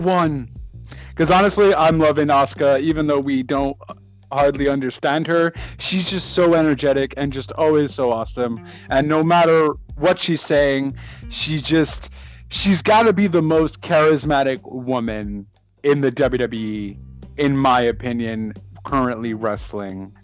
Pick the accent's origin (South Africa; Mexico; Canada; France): Canada; Montreal, Quebec; I'm from Montreal